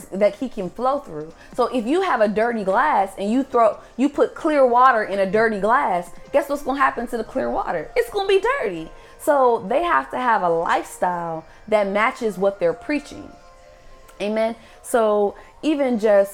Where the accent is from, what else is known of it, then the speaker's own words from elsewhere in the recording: Maryland, United States; moved away as an adult; now in Georgia, United States; I grew up in Maryland. I grew up in the DMV